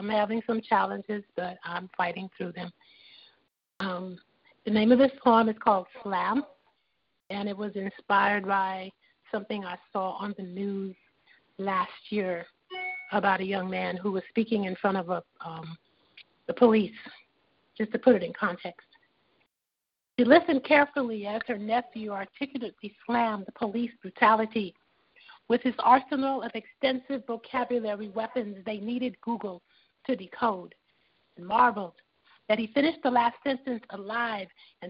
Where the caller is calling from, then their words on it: Los Angeles, California, United States; calling from Los Angeles.